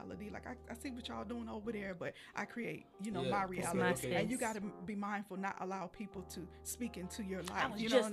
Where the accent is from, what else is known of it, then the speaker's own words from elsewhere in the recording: the South, United States; growing up in the South